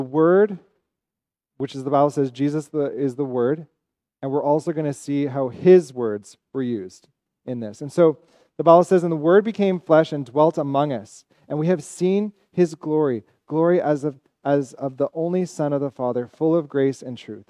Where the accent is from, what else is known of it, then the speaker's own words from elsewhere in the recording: Ontario, Canada; now in Montreal, Canada; I'm from Ontario. I'm also Evan's brother, so we're both from Ontario